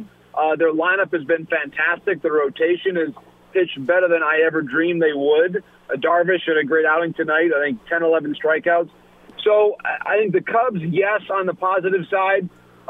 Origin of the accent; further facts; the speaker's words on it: Michigan, United States; the Tigers, as much as I love them, they're in my home state